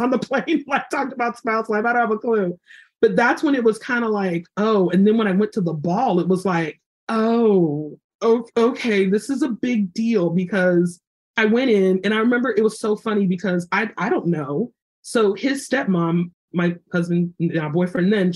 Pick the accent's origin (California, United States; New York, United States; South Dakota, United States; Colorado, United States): California, United States; Los Angeles; moved away as an adult; also born or lived in South Carolina; I'm from Los Angeles.